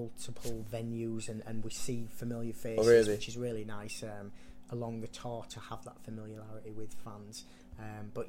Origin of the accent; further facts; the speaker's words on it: Leeds, Yorkshire and the Humber, United Kingdom; moved away; with it being my hometown